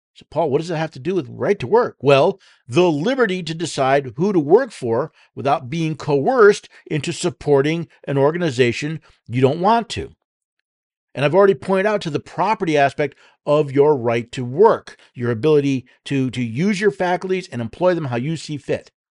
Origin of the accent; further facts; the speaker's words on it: United States; we, as American citizens